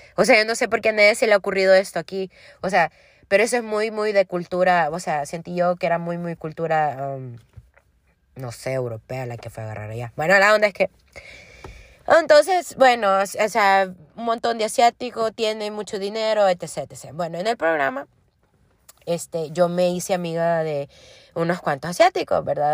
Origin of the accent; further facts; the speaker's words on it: El Salvador; yo soy del Salvador